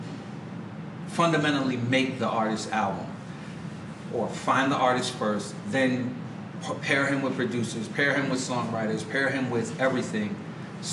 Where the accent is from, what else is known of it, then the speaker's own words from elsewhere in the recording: New York, United States; also born or lived in Panama; I was born in Panama, but raised in Brooklyn